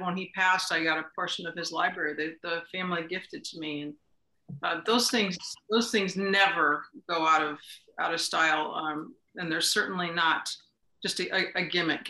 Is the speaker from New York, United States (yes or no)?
yes; Wilton, New York, United States; I grew up in Wilton